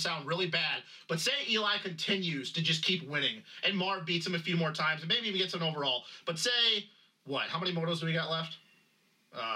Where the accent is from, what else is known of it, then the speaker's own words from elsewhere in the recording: United States; I'm American